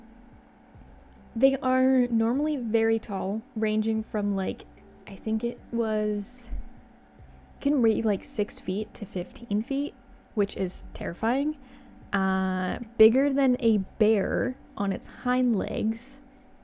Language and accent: English; Canada; I'm Canadian